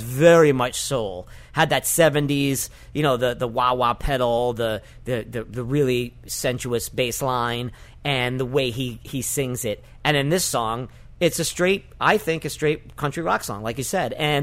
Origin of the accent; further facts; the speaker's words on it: New York City, New York, United States; I grew up in the North Bronx